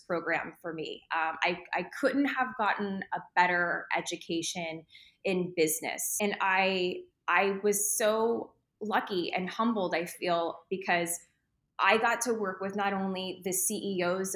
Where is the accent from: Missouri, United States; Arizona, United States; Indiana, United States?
Arizona, United States; Phoenix; I grew up in Phoenix since I was three. So this is most definitely my home